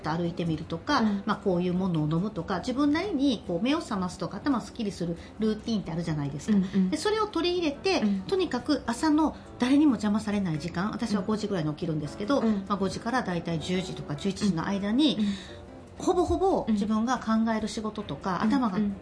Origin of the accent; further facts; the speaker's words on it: Osaka, Japan; moved away as an adult; also born or lived in Nagoya; 地元大阪から離れて